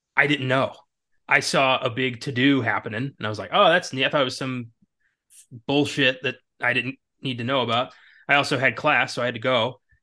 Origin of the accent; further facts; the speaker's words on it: Maryland, United States; now in Texas, United States; I'm from a s, you know, a small mountain town in Maryland